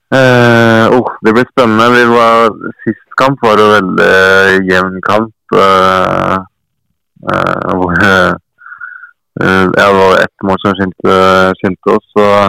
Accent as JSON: {"language": "Norwegian", "town": "Fredrikstad", "region": "Østfold", "country": "Norway", "tie": "born or raised there", "also_born_or_lived": "Hedmark", "moved": "yes", "said": "Fredrikstad er jo hjembyen min"}